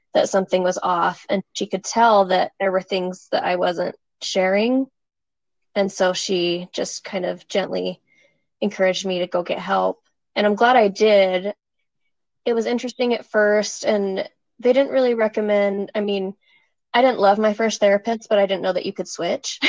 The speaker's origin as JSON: {"language": "English", "town": "Springville", "region": "Utah", "country": "United States", "tie": "born or raised there", "said": "I grew up in Springville, Utah"}